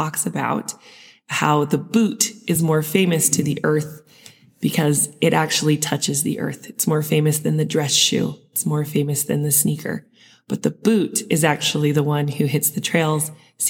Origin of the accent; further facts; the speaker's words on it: Sandy, Utah, United States; I grew up in Utah, in Sandy